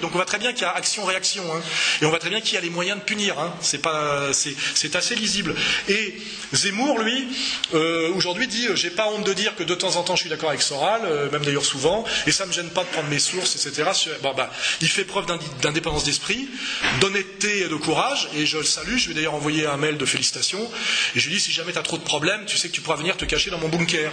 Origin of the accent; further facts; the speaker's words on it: Savoy, Auvergne-Rhône-Alpes, France; je suis savoyard, je suis attaché aux montagnes